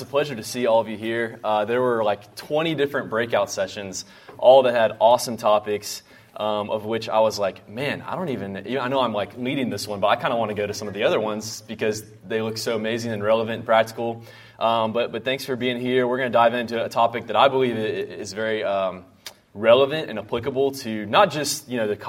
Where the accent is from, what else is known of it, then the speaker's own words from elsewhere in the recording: North Carolina, United States; moved away as an adult; now in Houston, United States; I grew up in North Carolina.